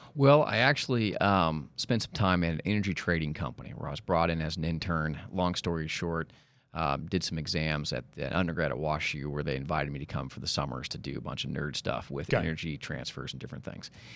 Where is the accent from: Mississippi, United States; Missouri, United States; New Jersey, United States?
Missouri, United States; Kansas City; now in Dallas, United States; I'm from Kansas City